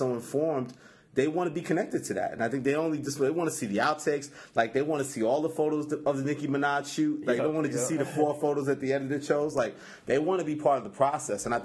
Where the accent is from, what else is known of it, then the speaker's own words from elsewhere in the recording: New York City, New York, United States; I'm from Queens